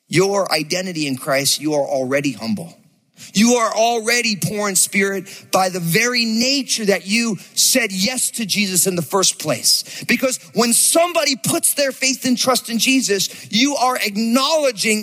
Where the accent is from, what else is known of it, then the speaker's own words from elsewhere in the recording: New Jersey, United States; I grew up in New Jersey.